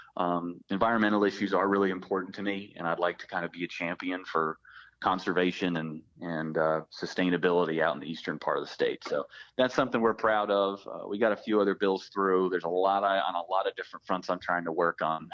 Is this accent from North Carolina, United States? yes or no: yes; Pitt County, North Carolina, United States; I grew up in Pitt County.